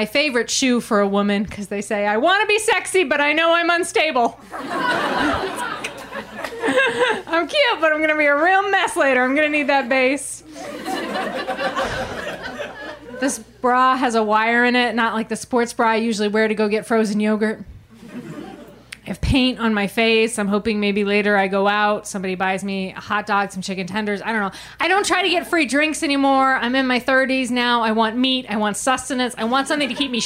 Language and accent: English; Maine, United States; born or raised there; moved away